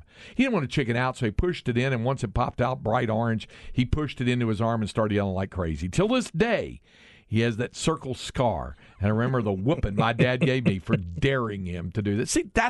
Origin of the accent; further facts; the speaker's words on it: West, Texas, United States; as a kid growing up in West, we've all been through West on I-35, me and my two older brothers play hide and seek